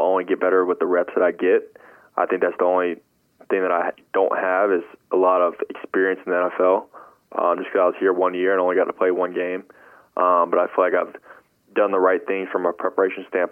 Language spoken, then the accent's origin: English; Charlotte, North Carolina, United States; we're both from Charlotte